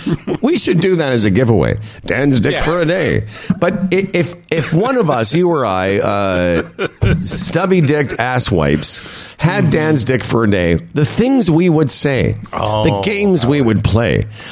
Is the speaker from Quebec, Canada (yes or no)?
no; Moose Jaw, Saskatchewan, Canada; I come from Moose Jaw, Saskatchewan